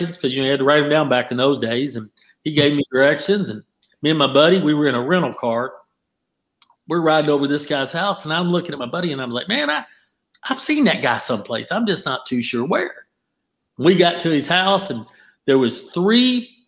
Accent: Kentucky, United States; I'm in New York, I'm from Kentucky

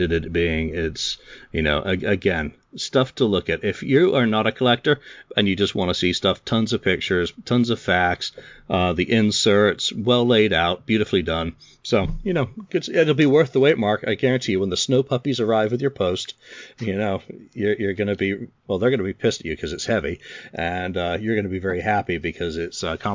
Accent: England, United Kingdom; I'm English

